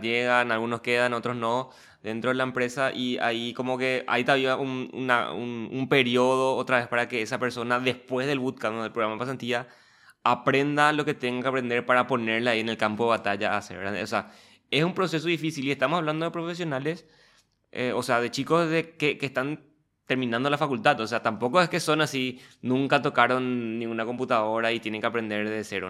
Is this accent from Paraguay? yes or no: yes; Paraguay